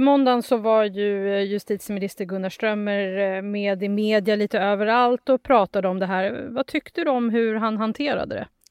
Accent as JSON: {"language": "Swedish", "country": "Sweden", "said": "vi här hemma i Sverige"}